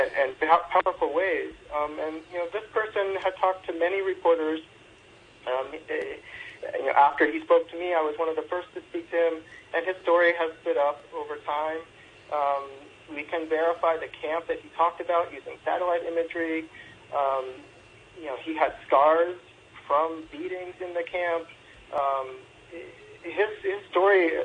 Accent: Seattle, Washington, United States; I'm from Seattle

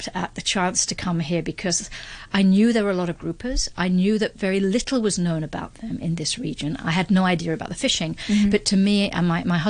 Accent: London, United Kingdom; moved away; I was brought up in London, very far from the ocean.

